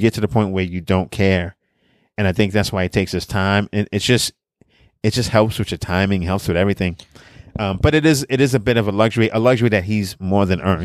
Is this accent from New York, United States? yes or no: yes; New York City, New York, United States; also born or lived in Brownsville, Brooklyn; I'm from Brooklyn, I'm from Coney Island